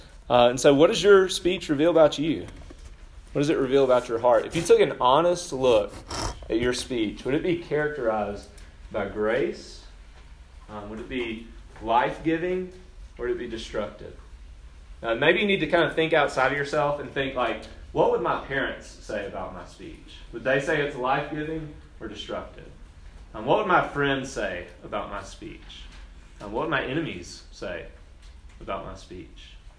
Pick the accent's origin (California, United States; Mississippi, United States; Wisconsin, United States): Mississippi, United States; Brookhaven; accent: southern; also born or lived in Spokane / Chicago; So I told y'all yesterday, I grew up in Brookhaven, Mississippi. Brookhaven's a small town, pretty country. Like, yeah, I did a lot of redneck things growing up. I had a pretty thick southern accent growing up.